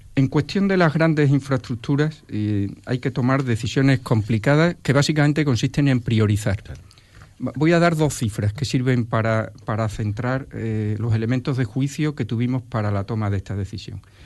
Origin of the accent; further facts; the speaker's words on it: Jerez de los Caballeros, Extremadura, Spain; Yo soy extremeño de primera generación. Yo ya nací aquí, en Jerez de los Caballeros, pero mi, toda mi familia es valenciana